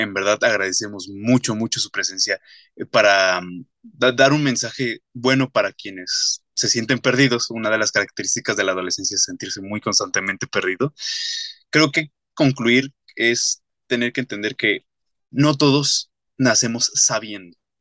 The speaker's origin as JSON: {"language": "Spanish", "country": "Mexico", "said": "como sociedad y más siendo la mexicana"}